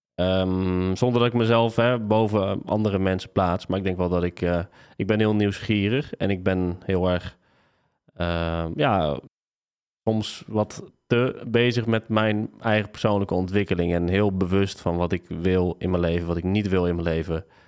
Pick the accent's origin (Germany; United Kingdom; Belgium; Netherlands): Netherlands; Tiel, Gelderland; moved away as an adult; also born or lived in Nijmegen; Ik ben geboren en getogen in Tiel.